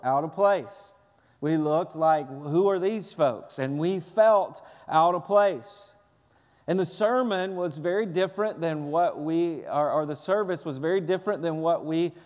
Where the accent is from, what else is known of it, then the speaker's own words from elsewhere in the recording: Lewisburg, Tennessee, United States; my hometown, Lewisburg, Tennessee